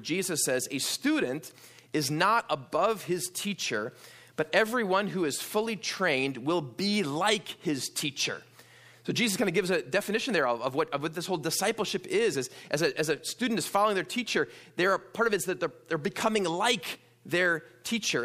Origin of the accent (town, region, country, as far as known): New York, United States; born or raised there; also born or lived in Wisconsin; now in Pasadena, United States